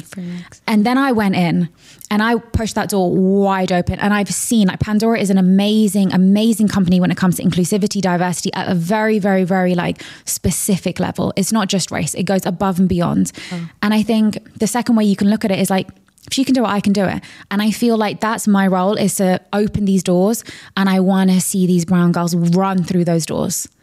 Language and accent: English; London, United Kingdom; So I grew up in a very, very, very diverse area of London